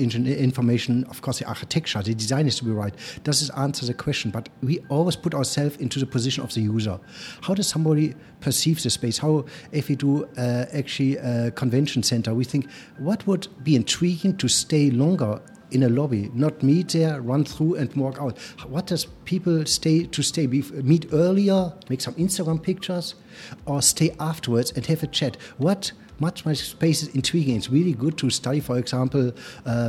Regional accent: Germany; accent: German; English is a second language; You hear I have a sweet German accent. Somehow I cannot get rid of it. I grew up in Germany

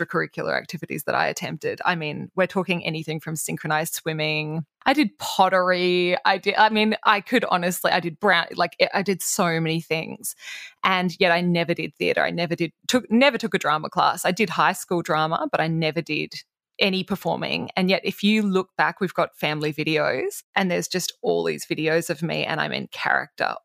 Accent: Toowoomba, Queensland, Australia; my growing up in Toowoomba.

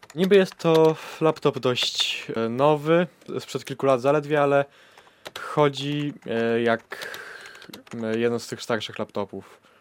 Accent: Węgorzewo, Warmian-Masurian Voivodeship, Poland; ja z miejsca urodzenia też jestem Mazurem

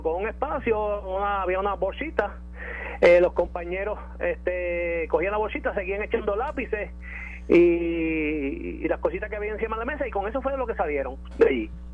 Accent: Jayuya, Puerto Rico; salí de mi pueblo en Jayuya

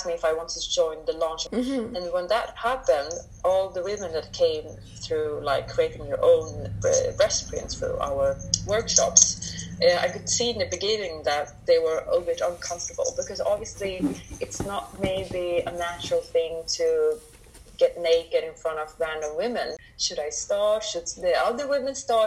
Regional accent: Sweden; I'm brought up in Sweden

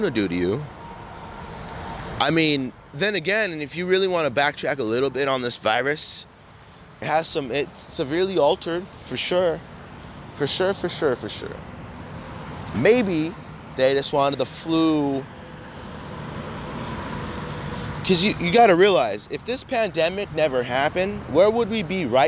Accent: United States; as an American citizen

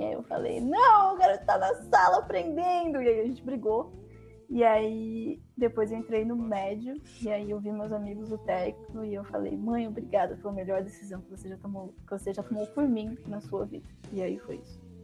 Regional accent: Campinas, São Paulo, Brazil; now in São Paulo, Brazil; Eu saí de Campinas, né? E meus pais foram para muito longe, assim

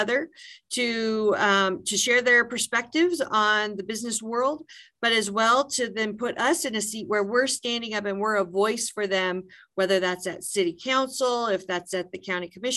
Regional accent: Brush, Colorado, United States; moved away as an adult; also born or lived in Fort Collins, Colorado / Southwest Kansas; I consider Brush, Colorado to be my hometown

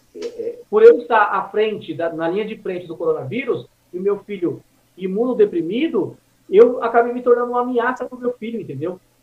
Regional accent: Suzano, São Paulo, Brazil; moved away as an adult; also born or lived in Vila Formosa, São Paulo; now in Mogi das Cruzes, Brazil; eu cresci no Jardim São José, em Suzano, amassando barro, engolindo poeira

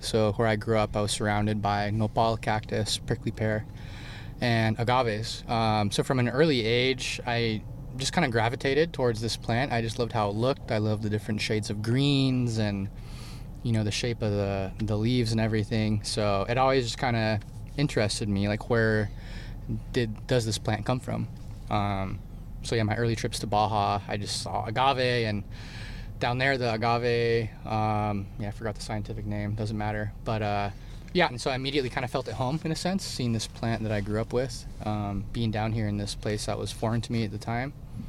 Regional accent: Ramona, California, United States; I grew up in Ramona, California. For those of you who don't know, it's about 40 minutes inland from San Diego in the Santa Maria Valley. We have some higher chaparral foothills and rolling meadows.

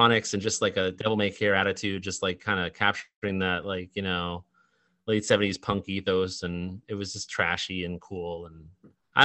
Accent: Salem, Massachusetts, United States; moved away as an adult; also born or lived in New York; now in New Bedford, United States; I'm originally from Salem, Mass

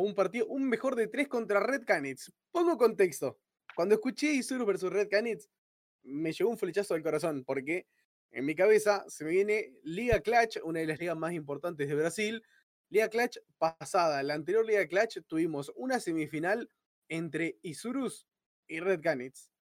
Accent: Argentina; como del lugar de donde somos argentinos

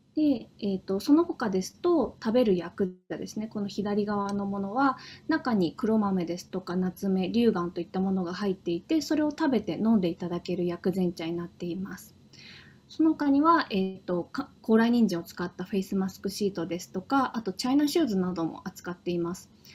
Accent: Hokkaido, Japan; moved away as an adult; also born or lived in Tokyo; 私はあの北海道出身でしてあの高校まで北海道で過ごしてたんですけども

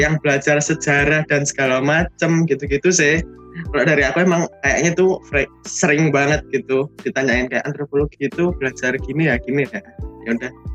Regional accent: Surabaya, East Java, Indonesia; dari uh, Surabaya angkatan 2019

